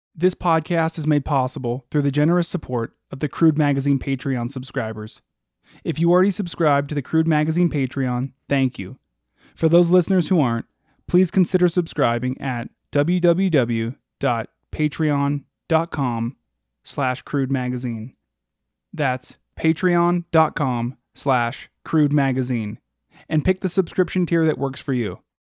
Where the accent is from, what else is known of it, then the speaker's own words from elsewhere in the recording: Alaska, United States; growing up in Alaska